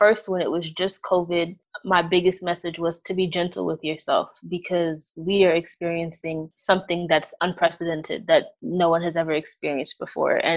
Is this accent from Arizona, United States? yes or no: no; New York City, New York, United States; now in Maryland, United States